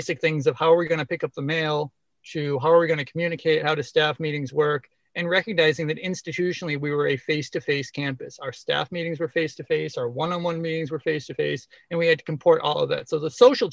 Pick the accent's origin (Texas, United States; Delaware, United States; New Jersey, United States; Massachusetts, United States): Massachusetts, United States; I grew up in Massachusetts